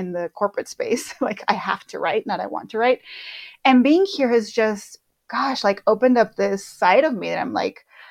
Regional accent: Mexico; moved away as an adult; also born or lived in United States; we'll be spending more time in Mexico since this is where I grew up. And it's been awesome to reconnect with my home country, you know, since I lived most of my adult life in the United States.

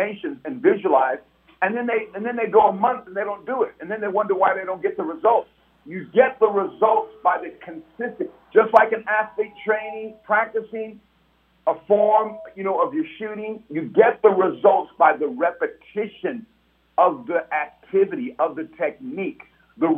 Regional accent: San Francisco, California, United States; growing up in San Francisco in Hunters Point

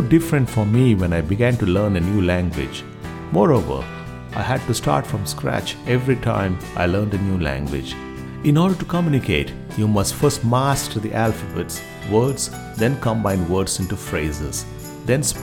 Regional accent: India; first language Kannada; English is a second language; Kannada was the first language I learned as a child in India.

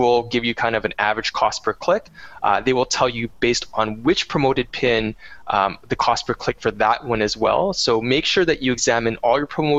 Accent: Canada; I am a Canadian

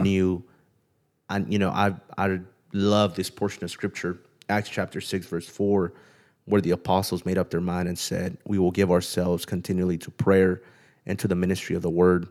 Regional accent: Pomona, California, United States; moved away as an adult; also born or lived in Kerman; I grew up in Southern California in the L A area in a city called Pomona

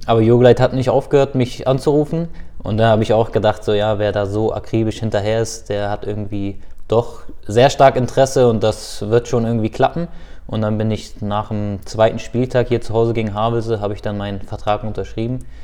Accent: Hildesheim, Lower Saxony, Germany; moved away as an adult; also born or lived in Hannover / Lübeck; now in Flensburg, Germany; Hildesheim ist natürlich dennoch mein, meine Geburtsstadt. Und dementsprechend würde ich, glaube ich, auch immer äh, Hildesheim als meine Heimat sehen

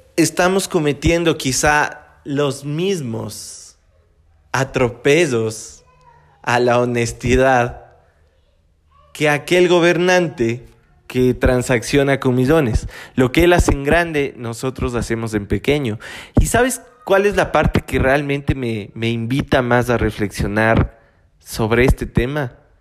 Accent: Ecuador; yo soy latino, vengo de Latinoamérica, vengo de Ecuador.

